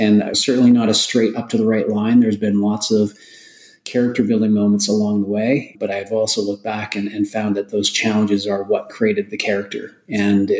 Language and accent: English; Alberta, Canada; I was from Alberta